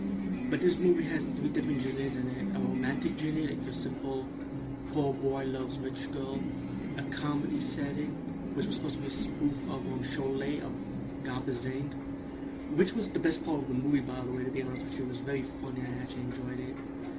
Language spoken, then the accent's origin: English; India; So this is something new for me as being Indian and watching a lot of Bollywood movies, especially horror movies.